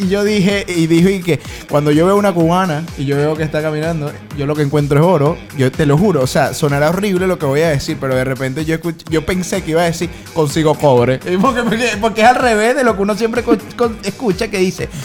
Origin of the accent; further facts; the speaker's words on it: Venezuela; sencillamente soy venezolano